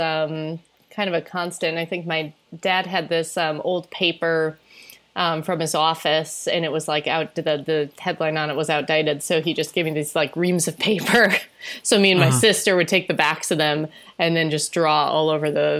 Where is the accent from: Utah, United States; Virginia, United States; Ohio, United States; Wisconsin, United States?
Wisconsin, United States; Janesville; I grew up in Janesville, Wisconsin, which is in southern Wisconsin.